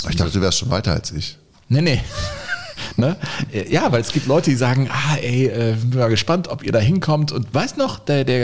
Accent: Sweden; born there; Ich bin äh, also qua Geburt auch Schwede. Ich bin Deutscher und auch Schwede.

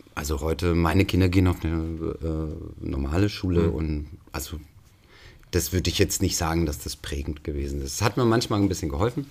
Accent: Swabia, Germany; mein Vater äh, äh, ist auch gebürtiger Schwabe

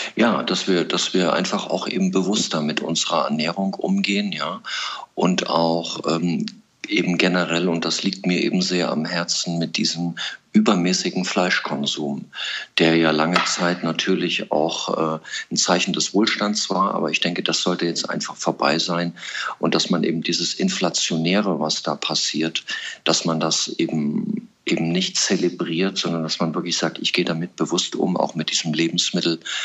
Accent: Thuringian Forest, Germany; den Thüringer Wald, da wo ich groß geworden bin

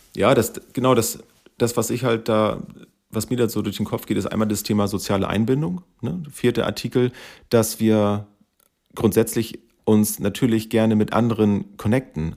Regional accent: Schleswig-Holstein, Germany; Wir kommen aus Schleswig-Holstein

